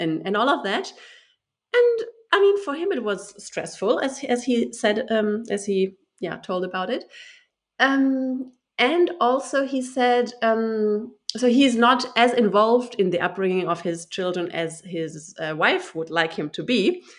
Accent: Germany; I am German. I'm from Germany. I was born and raised in Germany.

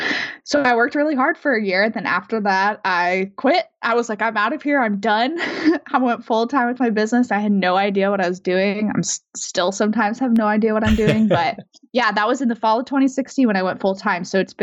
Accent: Denver, Colorado, United States; moved away; So I did still have a lot of friends from like back home, and sure, I grew up in Denver. So like friends and family in Denver too

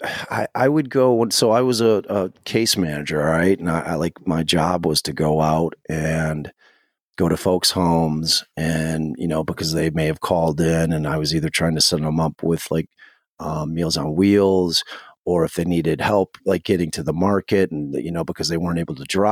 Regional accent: Chicago, Illinois, United States; Like I grew up like on the Austin area is underserved area, high crime area, you know, low income. And, you know, so I grew up like right on that street.

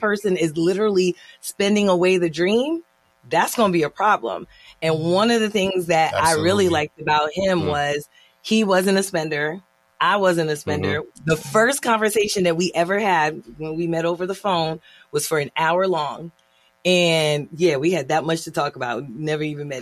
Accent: Haiti; being Haitian

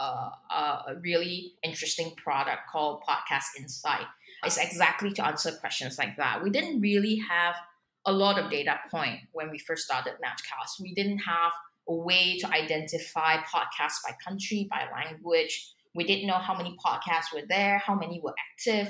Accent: Singapore; also born or lived in Hong Kong; I'm a Singaporean

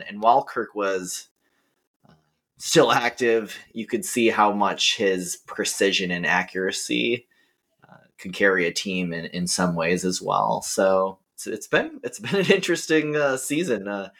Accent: Minnesota, United States; now in Austin, United States; While I'm originally from Minnesota, I do now live in Austin, Texas

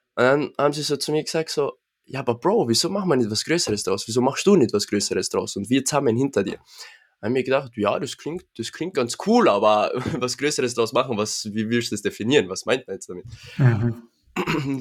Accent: Innsbruck, Tyrol, Austria; komme aus dem schönen Innsbruck, Tirol

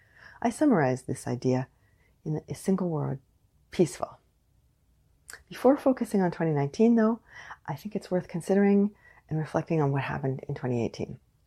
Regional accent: Canada; I am unapologetically Canadian.

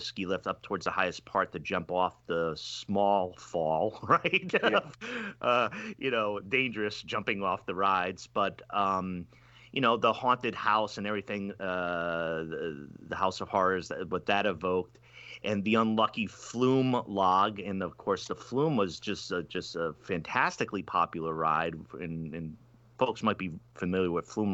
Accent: Rhode Island, United States; growing up in Rhode Island, you know, that people going to monkey around, light things on fire. I remember growing up as a kid

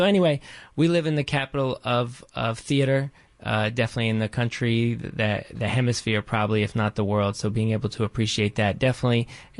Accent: Baltimore, Maryland, United States; now in New York City, United States; I grew up in Baltimore.

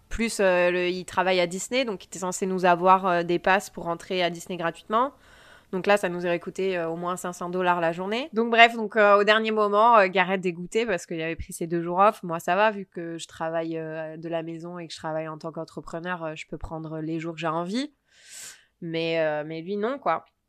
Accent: Provence-Alpes-Côte d'Azur, France; moved away; also born or lived in Sacramento, United States; je venais de Provence

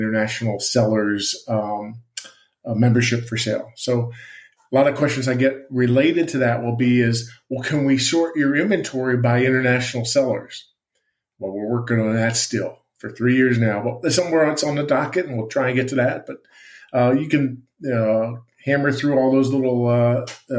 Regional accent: Allentown, Pennsylvania, United States; moved away; I grew up on the East Coast. I lived in Allentown, Pennsylvania

